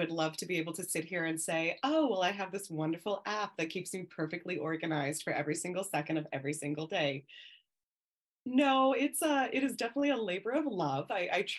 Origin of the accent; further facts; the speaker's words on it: Southern California, United States; So I hail from Southern California. Born and raised in California pretty much the entirety of my life